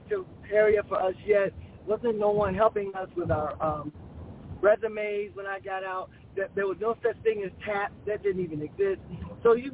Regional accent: Chicago, Illinois, United States; I'm from Chicago, Illinois. I'm a girl from the urban city streets.

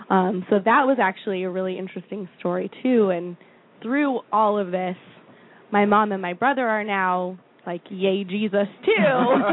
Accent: Florida, United States; now in Philadelphia, United States; I grew up in Florida.

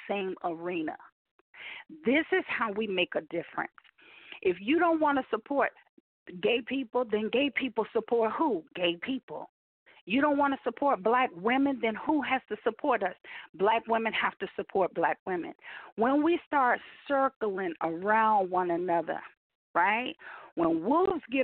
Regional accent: United States; I am, as an American

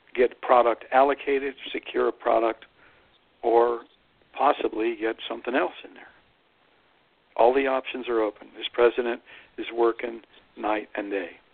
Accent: Youngstown, Ohio, United States; I'm from the valley. I grew up there in Steel Town

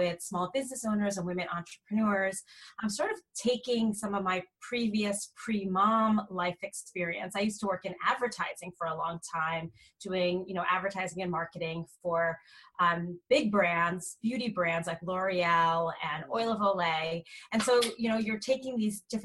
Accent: New York area, United States; moved away as an adult; also born or lived in California; I'm originally from the New York area, so all of my family was on the other coast

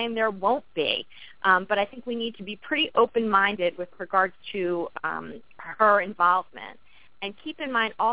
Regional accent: New York, United States; I'm actually from New York

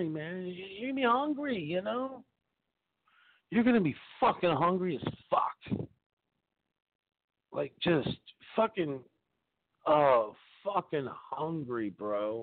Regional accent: Appleton, Wisconsin, United States; grew up in Appleton, right up the street

